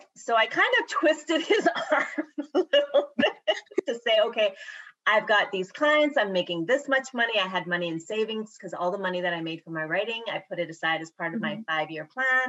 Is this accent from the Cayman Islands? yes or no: yes; Savannah, Cayman Islands; moved away as an adult; now in Florida, United States; I grew up in Savannah, which I absolutely loved because it's sort of more in the country, as they say